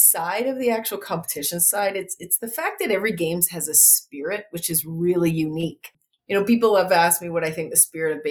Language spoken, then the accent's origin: English; Saskatchewan, Canada; I grew up in Saskatchewan.